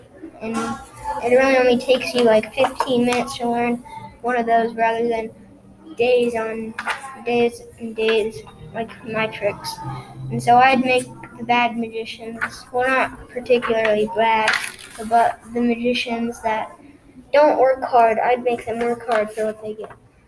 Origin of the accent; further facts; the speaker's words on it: Appleton, Wisconsin, United States; also born or lived in Europe; I was born in Appleton, Wisconsin. Well, I was born in Europe, but then grew up in Appleton, Wisconsin.